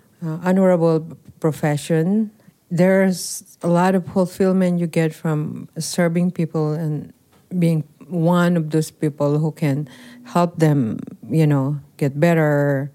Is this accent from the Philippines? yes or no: yes; Philippines; and that will be against who I am as a Filipino, a nurse, and as a person.